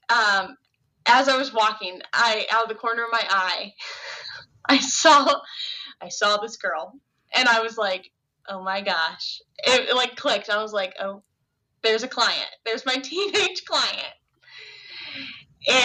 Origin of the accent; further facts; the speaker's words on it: Ohio, United States; moved away as an adult; also born or lived in Chicago, Illinois; I had just recently moved back. I was about to my hometown from Chicago. So I moved back to Ohio